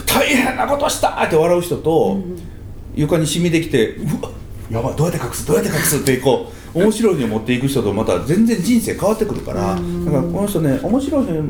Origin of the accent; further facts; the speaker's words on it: Kansai, Japan; 関西人なんで